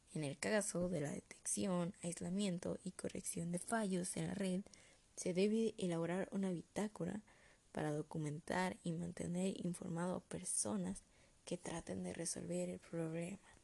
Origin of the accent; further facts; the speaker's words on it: Mexico; como buen mexicano